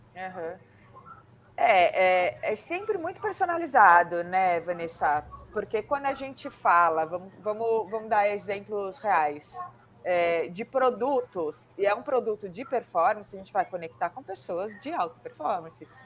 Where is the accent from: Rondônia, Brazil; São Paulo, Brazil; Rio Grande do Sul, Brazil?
São Paulo, Brazil; somos de São Paulo